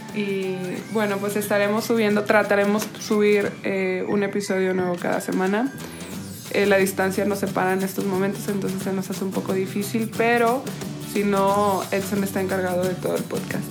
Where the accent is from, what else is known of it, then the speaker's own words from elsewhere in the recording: Oaxaca, Mexico; moved away; also born or lived in Monterrey / Spain; nací en Oaxaca, eh, luego me fui a vivir a Monterrey